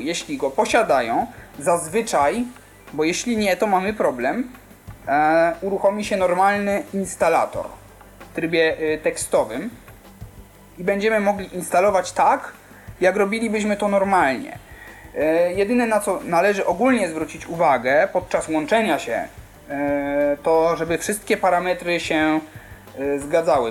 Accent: Kraków, Lesser Poland, Poland; jestem z Krakowa

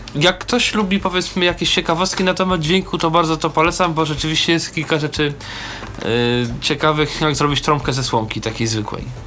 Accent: Warsaw, Masovian Voivodeship, Poland; ja generalnie jestem z Warszawy

